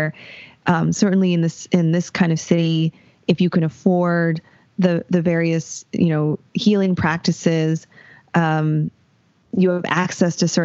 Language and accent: English; Los Angeles, California, United States; also born or lived in San Diego; I grew up in LA County